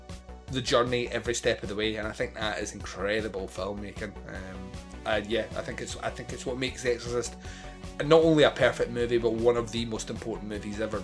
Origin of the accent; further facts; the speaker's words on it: Scotland, United Kingdom; I'm Scottish